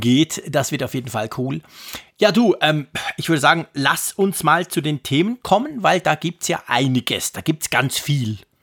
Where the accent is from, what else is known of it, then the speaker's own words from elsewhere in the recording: Zurich, Switzerland; bei uns in Zürich